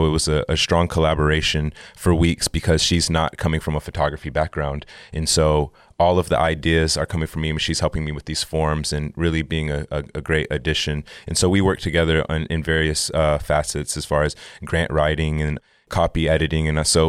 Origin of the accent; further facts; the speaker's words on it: Oklahoma, United States; as a Southerner, you know, as a Black American, as someone who is, you know, grew up in Oklahoma and, you know, a tribal community